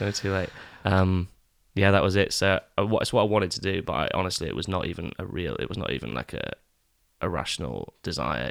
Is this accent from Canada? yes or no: no; East Neuk, Scotland, United Kingdom; also born or lived in England; I grew up in the East Nuke